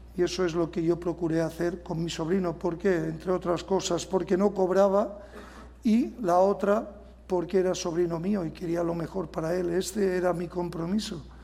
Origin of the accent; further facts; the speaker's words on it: Majorca, Balearic Islands, Spain; nosotros los mallorquines